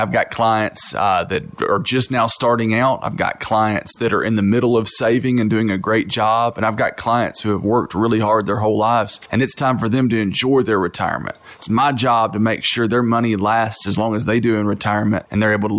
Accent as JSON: {"language": "English", "town": "Knoxville", "region": "Tennessee", "country": "United States", "tie": "born or raised there", "said": "Man, I was born and raised here in Knoxville."}